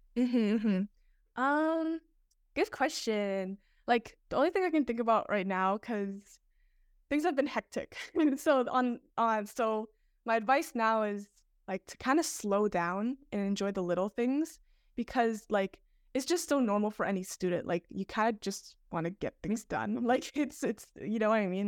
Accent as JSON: {"language": "English", "town": "Toronto", "region": "Ontario", "country": "Canada", "said": "I'm from Toronto"}